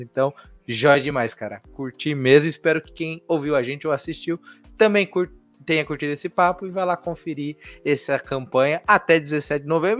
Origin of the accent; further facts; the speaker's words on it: São Paulo, Brazil; eu nasci, sou criado em São Paulo